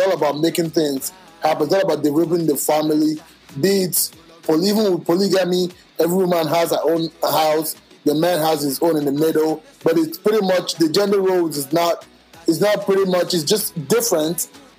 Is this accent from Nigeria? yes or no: yes; Nigeria; I'm speaking from the Igbo culture because I'm an Igbo man, right?